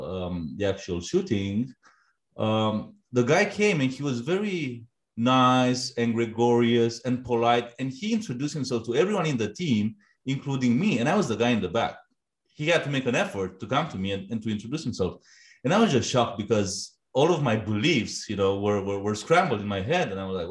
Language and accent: English; Romania; growing up in the 90s in Romania after communism, you grow up with a lot of uncertainty, and a lot of, I would say, post-communist oppression, right?